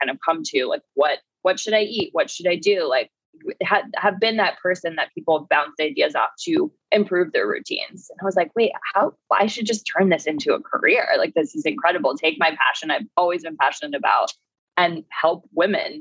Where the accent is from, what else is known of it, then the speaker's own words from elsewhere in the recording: Florida, United States; moved away; I'm from Florida originally